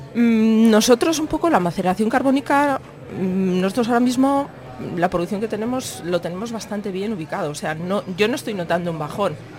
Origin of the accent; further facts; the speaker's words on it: Samaniego, Basque Country, Spain; yo vengo de Samaniego